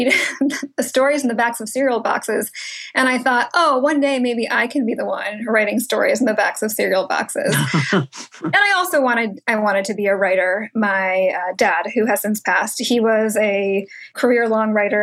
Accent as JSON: {"language": "English", "region": "New England", "country": "United States", "tie": "born or raised there", "also_born_or_lived": "Hong Kong", "said": "I was born in Hong Kong. My mom was from the Philippines. My dad is from Wales. And I was raised in New England"}